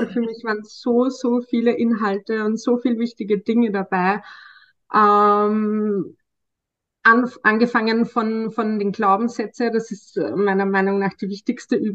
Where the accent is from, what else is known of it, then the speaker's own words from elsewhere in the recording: Austria; ich bin im Sozialbereich tätig, äh, schon seit einigen Jahren und ich komme aus Österreich.